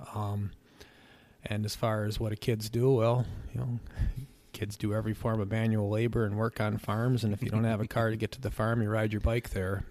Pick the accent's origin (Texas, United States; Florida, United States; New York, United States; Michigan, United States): New York, United States; Gregg; also born or lived in Medina, New York / Lambertville, New Jersey; the place that'll always be home to me, which is the Southwest Adirondacks. I grew up in the town of Gregg